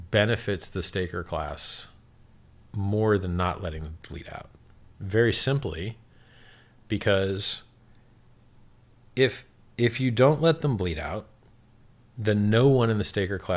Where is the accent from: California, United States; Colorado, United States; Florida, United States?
Florida, United States; Miami; I'm from Miami.